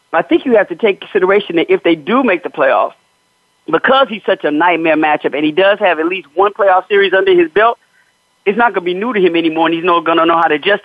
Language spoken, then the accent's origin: English; Chicago, Illinois, United States; I'm from Chicago.